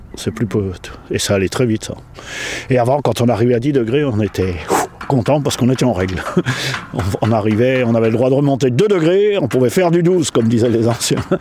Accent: Alsace, Grand Est, France; moved away; chez moi en Alsace

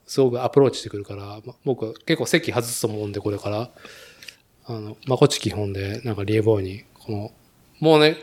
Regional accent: Nagoya, Aichi, Japan; 名古屋生まれ、名古屋育ちで

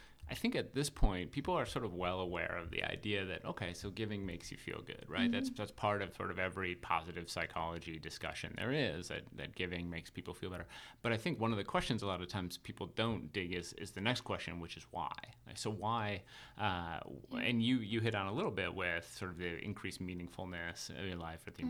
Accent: Minnesota, United States; I'm from Minnesota

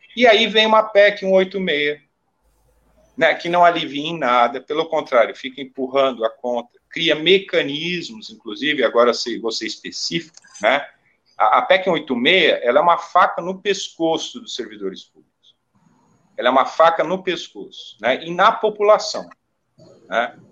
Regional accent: Brazil; nós produzimos enquanto brasileiros

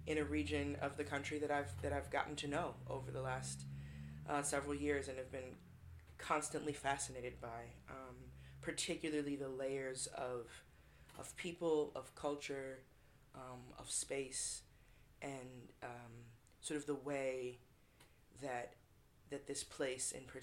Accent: Washington, District of Columbia, United States; now in Detroit, United States; I'm originally from Washington, D.C.

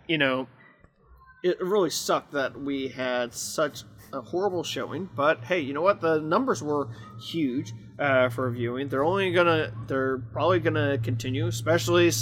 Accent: Midwest, United States; two guys from the Midwest

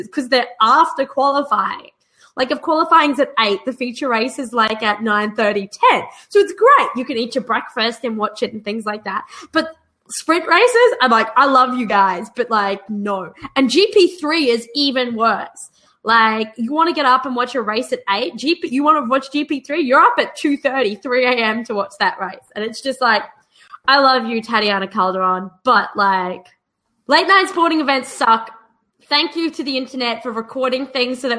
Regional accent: Australia; moved away; I grew up in Australia

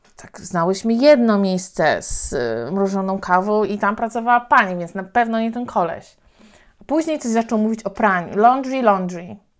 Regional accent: Poland; also born or lived in Thailand; Ja powiedziałam, że z Polski

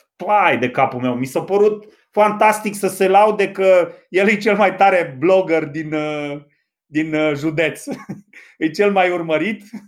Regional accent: Reșița, Caraș-Severin County, Romania; orașul meu natal

